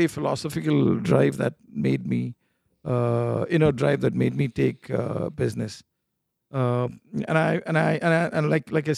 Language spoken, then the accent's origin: English; India; moved away; I'm from India, and there in India, after grade 12, everybody's gunning to do either an engineering degree